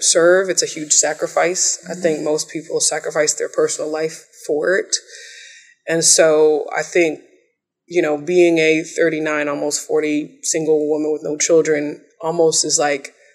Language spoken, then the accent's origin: English; Washington, District of Columbia, United States; also born or lived in New York; I'm a D.C. native